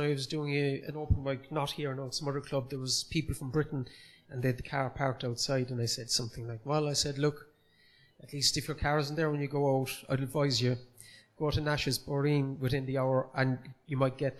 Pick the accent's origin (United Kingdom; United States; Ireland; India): Ireland; Cork, Munster; accent: Cork; I am from Cork City. I grew up in Gronabrohr in the city